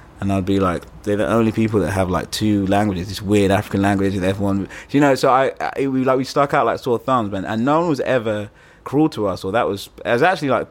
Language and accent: English; London, United Kingdom; I grew up in Muswell Hill. I'm Ugandan